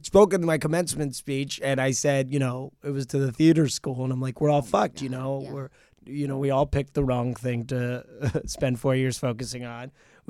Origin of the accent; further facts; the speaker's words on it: New Jersey, United States; now in New York, United States; I'm from Jersey.